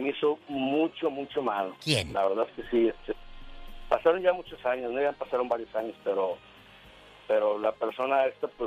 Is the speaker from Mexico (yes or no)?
yes; Guadalajara, Jalisco, Mexico; moved away as an adult; now in United States; yo soy de Guadalajara, Jalisco.